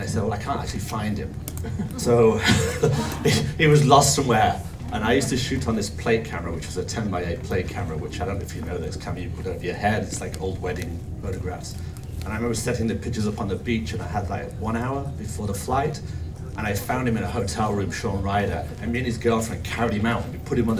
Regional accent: Cheshire, North West England, United Kingdom; moved away as an adult; also born or lived in Manchester / London / New York; I was brought up in a small town in Cheshire.

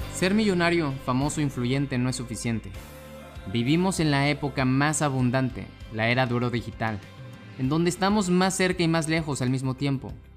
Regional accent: Mexico; mexicano, emprendedor y empresario

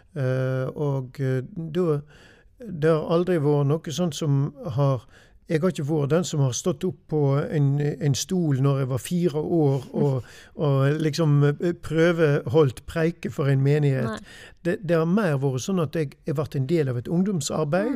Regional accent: Austrheim, Vestland, Norway; jeg er en gutt ifra Austrheim. Mm. Har vokst opp på gård der ute.

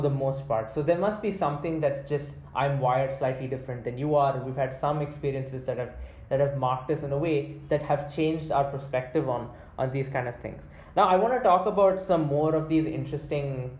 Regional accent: India; children growing up in India

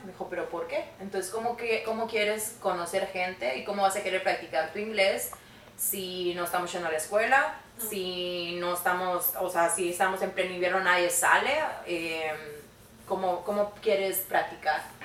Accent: Mérida, Yucatán, Mexico; moved away as an adult; now in Canada; yo soy de Mérida, Yucatán

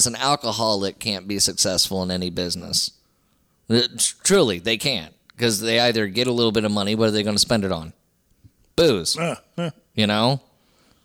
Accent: Southeast Texas, United States; I'm from Southeast Texas

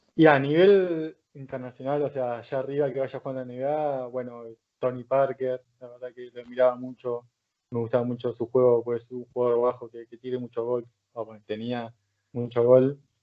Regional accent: Argentina; moved away as an adult; now in Palencia, Spain; Los argentinos somos

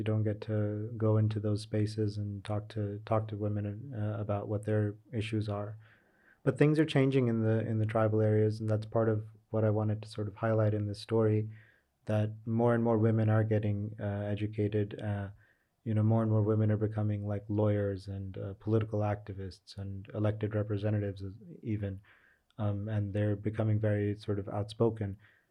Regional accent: Pakistan; I'm not a foreigner, so I'm considered a Pakistani as well. So technically I can go into these areas.

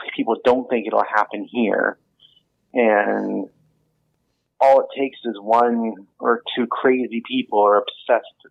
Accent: United States; moved away as an adult; now in New Zealand; you can probably hear from my voice, I'm not Kiwi. I'm American, living here now almost 30 years

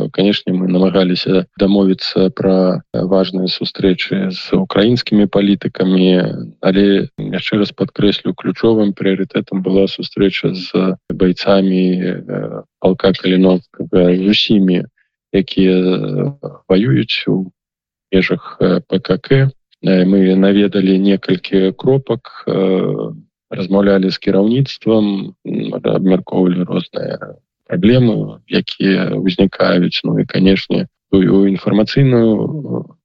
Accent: Belarus; мы беларусы

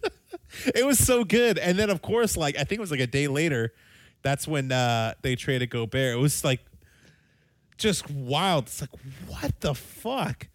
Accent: United States; we're American

